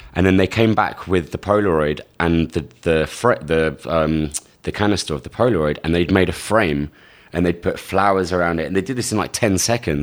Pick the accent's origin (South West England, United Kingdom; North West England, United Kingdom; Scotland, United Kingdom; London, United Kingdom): London, United Kingdom; moved away as an adult; now in New York, United States; I'm from London, England. I was born in Hammersmith. I've been in New York for around seven years now